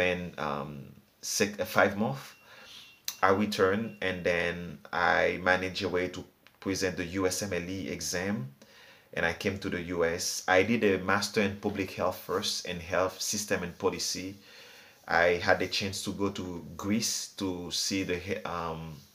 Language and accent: English; Haiti; I was born in Haiti. I was born the same year a dictature ended in Haiti.